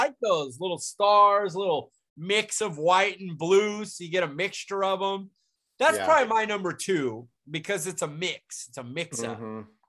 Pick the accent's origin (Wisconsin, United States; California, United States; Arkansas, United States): California, United States; Then I'm from California